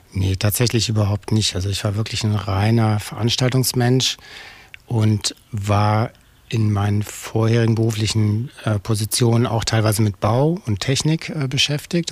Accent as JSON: {"language": "German", "town": "Munich", "region": "Bavaria", "country": "Germany", "tie": "born or raised there", "also_born_or_lived": "Australia / Cologne / Dortmund", "moved": "as an adult", "lives_now": "Neetzow, Germany", "said": "da bin ich dann auch geboren und groß geworden."}